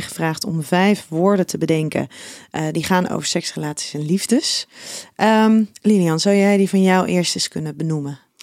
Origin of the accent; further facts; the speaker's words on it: Schiedam, South Holland, Netherlands; jij komt ook uit Schiedam, net als ik